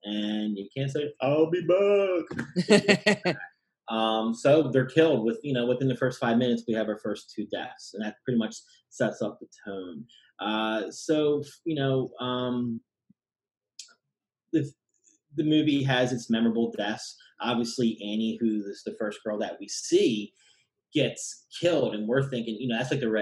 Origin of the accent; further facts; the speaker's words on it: New Jersey, United States; my home state of Blairstown, New Jersey